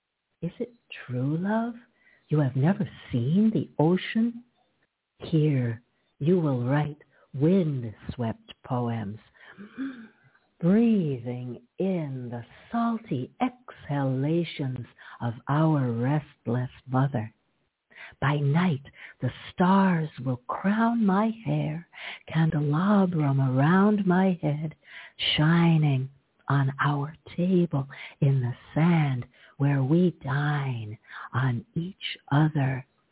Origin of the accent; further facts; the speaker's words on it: Toronto, Ontario, Canada; also born or lived in Hartford, Connecticut, United States; I was born in Hartford, Connecticut, the insurance city, and I was raised in Canada, in Toronto.